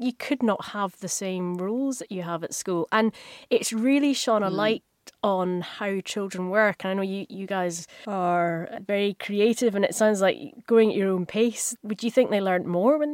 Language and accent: English; Helensburgh, Scotland, United Kingdom; moved away as an adult; now in Tasmania, Australia; Helensburgh in Scotland, which is my hometown, and I'm in Tasmania